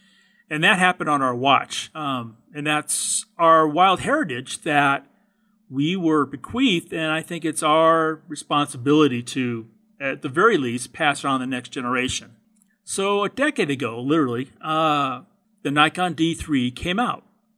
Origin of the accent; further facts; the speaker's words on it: California, United States; Actually, I'm a fourth generation Californian. And where I was born and raise